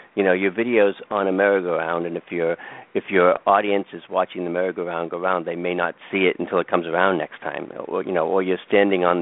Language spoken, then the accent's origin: English; Boston, Massachusetts, United States; accent: Boston; my Boston accent